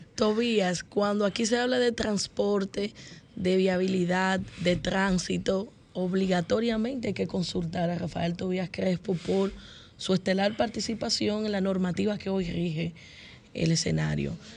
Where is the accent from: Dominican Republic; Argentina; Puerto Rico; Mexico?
Dominican Republic; como jurista y dominicana